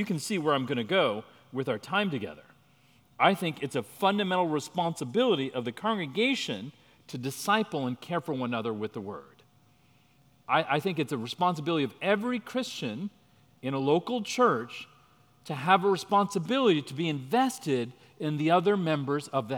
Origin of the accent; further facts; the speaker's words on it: India; I'm Indian, so every other cousin is a doctor